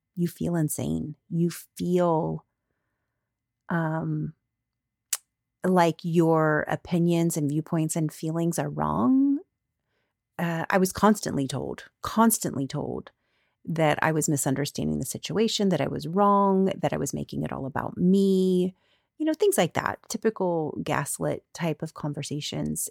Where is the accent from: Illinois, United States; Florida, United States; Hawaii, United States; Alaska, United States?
Florida, United States; moved away; I grew up in Florida.